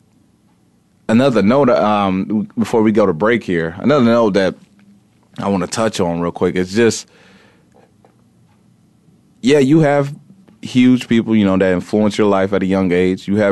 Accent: Indiana, United States; growing up in Indiana

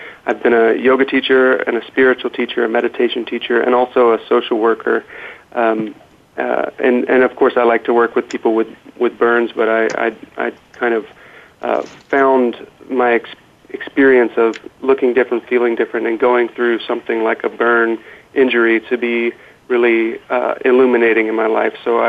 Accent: North Carolina, United States; we were airlifted back to North Carolina from where I'm from

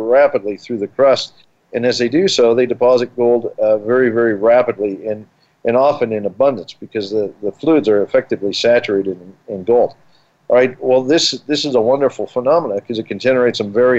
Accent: Colorado, United States; I grew up here in Colorado.

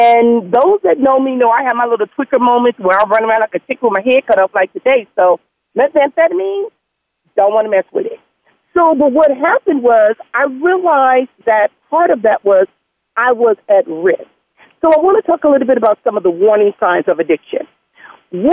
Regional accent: Compton, California, United States; growing up in Compton

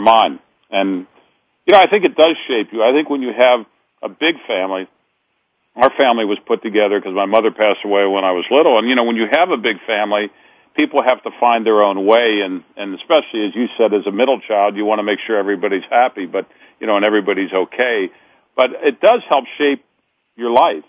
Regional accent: Cincinnati, Ohio, United States; in my hometown of Cincinnati

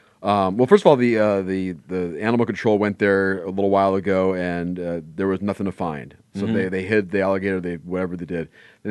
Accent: Los Angeles, California, United States; we're both from the San Fernando Valley in Los Angeles. So we grew up in roughly the same neighborhood

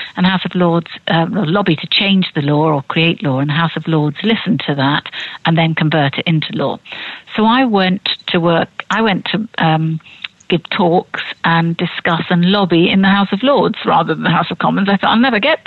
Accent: Bournemouth, South West England, United Kingdom; I come from Bournemouth

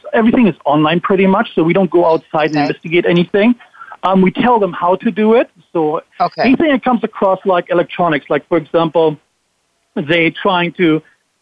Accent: Germany; moved away as an adult; now in Florida, United States; born and raised in Germany, went to the military in Germany, speak fluent German

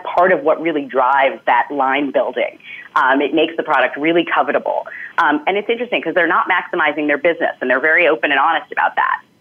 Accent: New York, United States; as a New Yorker

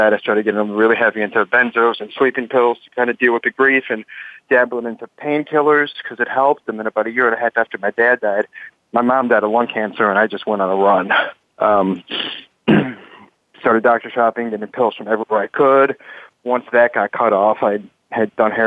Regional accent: Chicago, Illinois, United States; from Chicago, Skokie, and also West Rogers Park

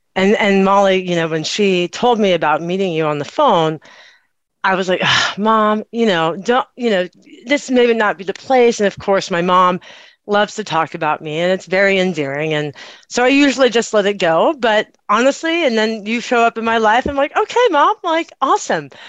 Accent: Austin, Texas, United States; I grew up or I was born in Austin, Texas.

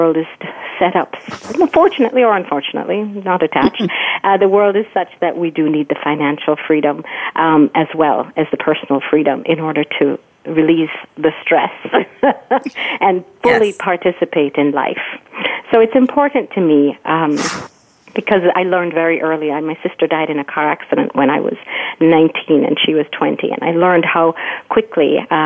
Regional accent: Jamaica; growing up in Jamaica

